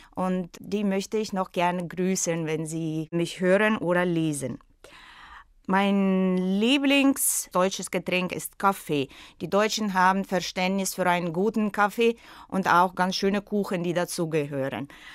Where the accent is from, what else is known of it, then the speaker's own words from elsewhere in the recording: Russia; German is a second language; moved away as an adult; also born or lived in St. Petersburg, Russia; now in Sharm el-Sheikh, Egypt; weil ich in Russland geboren bin